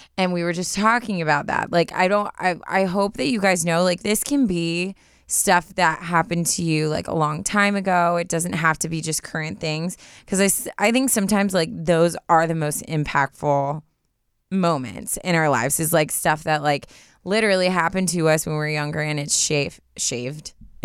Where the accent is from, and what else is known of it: Canada